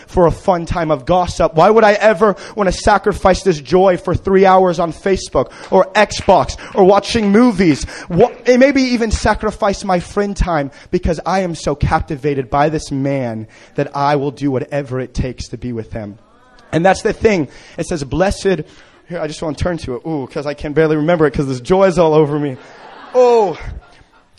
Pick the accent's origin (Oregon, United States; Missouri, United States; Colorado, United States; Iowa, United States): Missouri, United States; Kansas City; I've been growing up in Kansas City